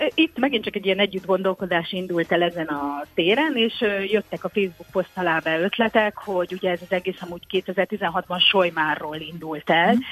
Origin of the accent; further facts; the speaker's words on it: Tokaj, Borsod-Abaúj-Zemplén, Hungary; now in Fenyves Parkváros, Hungary; a szülővárosomban, Tokajban